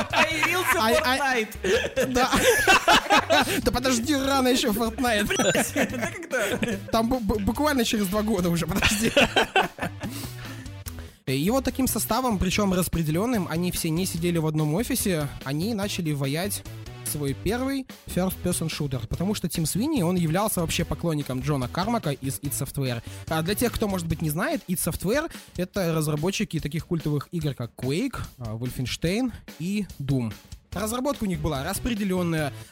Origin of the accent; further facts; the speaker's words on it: Kazakhstan; я вообще из Казахстана. Какие у нас в 98 году компьютеры были?